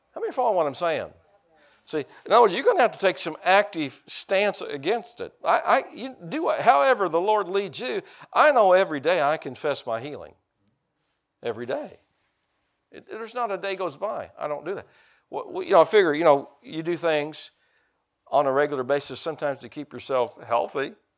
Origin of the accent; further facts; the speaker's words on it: United States; I'm an American